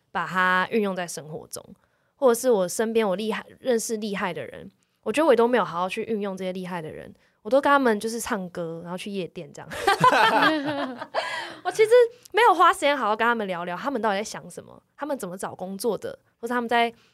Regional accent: Taipei, Taiwan; 我从小就在这里。这个地方是我长大放松、快乐，但是也是有压力读书的地方

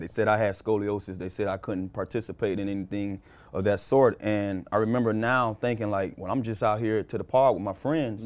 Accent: Miami, Florida, United States; also born or lived in Carol City, Miami; I grew up, I was born and raised in Liberty City

